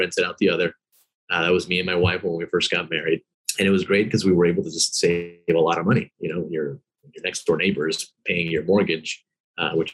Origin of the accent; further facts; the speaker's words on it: Miami, Florida, United States; I grew up in Miami. I was born here, traditional Cuban immigrant family.